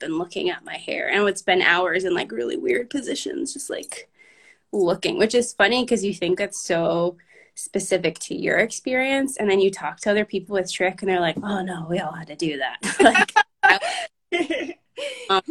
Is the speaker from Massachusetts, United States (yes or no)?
yes; Boston, Massachusetts, United States; I grew up in Boston